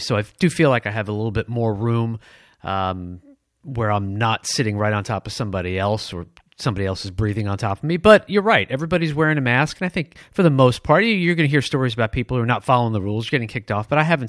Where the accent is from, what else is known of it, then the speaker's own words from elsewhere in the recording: Detroit, Michigan, United States; but I grew up in Michigan. Remember, it's Detroit.